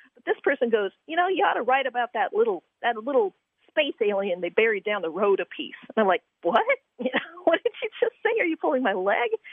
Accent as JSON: {"language": "English", "region": "Virginia", "country": "United States", "tie": "born or raised there", "said": "when I was a little girl growing up in Virginia"}